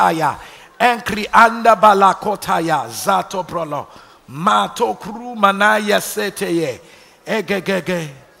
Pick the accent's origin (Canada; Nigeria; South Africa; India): Nigeria; moved away; growing up in Nigeria